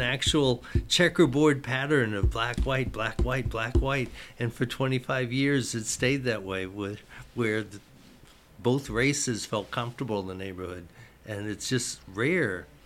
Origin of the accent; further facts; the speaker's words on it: Mississippi, United States; now in Westchester County, United States; I'm from Mississippi, and I never went to a segregated school, ever.